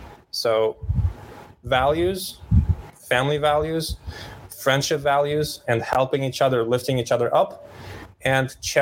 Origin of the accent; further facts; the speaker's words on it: Ukraine; also born or lived in Romania / Austria / Poland; Well, I'm a mix of Austrian Romanian dad and Polish Ukrainian mom. I was born in Ukraine. I was raised Ukraine, Romania, less Austria, less Poland, all around the Europe.